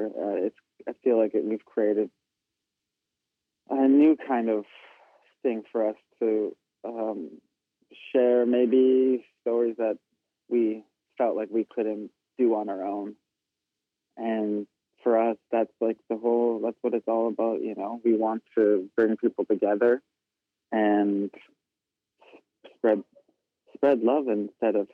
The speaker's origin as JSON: {"language": "English", "town": "Winnipeg", "region": "Manitoba", "country": "Canada", "tie": "born or raised there", "also_born_or_lived": "Brokenhead Ojibway Nation, Manitoba", "said": "growing up in Winnipeg"}